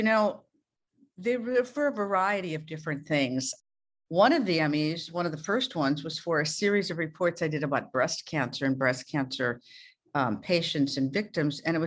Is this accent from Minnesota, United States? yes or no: yes; Canby, Minnesota, United States; moved away as an adult; now in New York City, United States; I'm from a little tiny town in rural Minnesota called Canby, C-I-N-B-Y